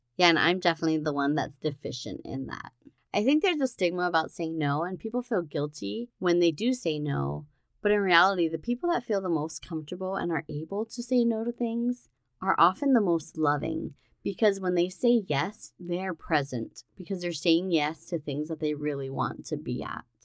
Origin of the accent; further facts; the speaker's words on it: Hawaii, United States; Growing up in Hawaii